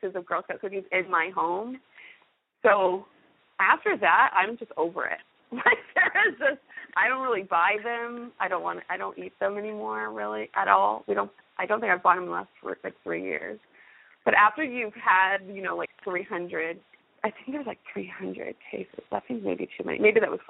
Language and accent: English; near Fort Huachuca, Arizona, United States; moved away as an adult; also born or lived in Louisiana / Okinawa; now in Fort Knox, United States; In high school, I grew up near Fort Huachuca, Arizona